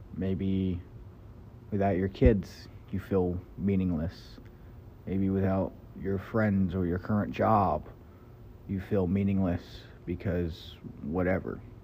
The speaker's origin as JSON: {"language": "English", "region": "Kentucky", "country": "United States", "tie": "born or raised there", "moved": "yes", "said": "I grew up in Kentucky"}